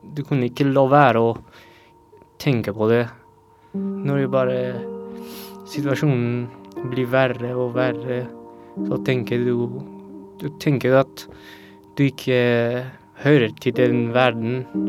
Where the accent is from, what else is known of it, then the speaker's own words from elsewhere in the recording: Afghanistan; Norwegian is a second language; now in Norway; jeg flyktet fra Afghanistan for å unngå at jeg blir drept